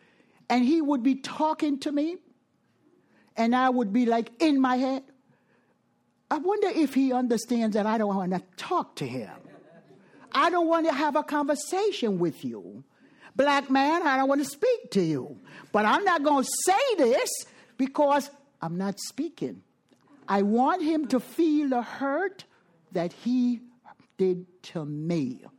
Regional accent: Jamaica; moved away; I am from Jamaica.

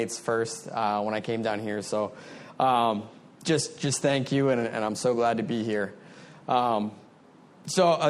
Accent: Maryland, United States; moved away as an adult; also born or lived in Frederick, Maryland; now in South Florida, United States; I'm from Maryland originally.

